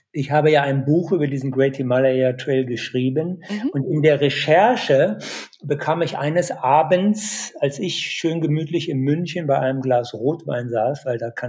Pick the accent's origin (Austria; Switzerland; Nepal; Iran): Nepal; Dolpo, Karnali Province; Ich war zehn Jahre äh, lang nicht in Apadolpo, aber deine Bilder, ja, die lassen mich das Apadolpo, meine Heimat, nochmal neu erleben.